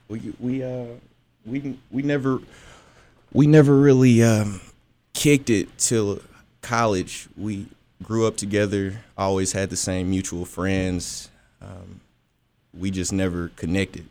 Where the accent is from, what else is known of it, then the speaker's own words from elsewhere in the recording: Nashville, Tennessee, United States; I'm a male from Nashville, Tennessee